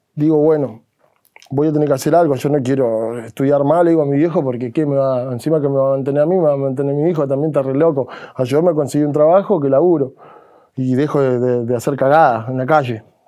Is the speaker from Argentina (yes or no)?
yes; Cutral Có, Neuquén, Argentina; en mi pueblo, en Cutralco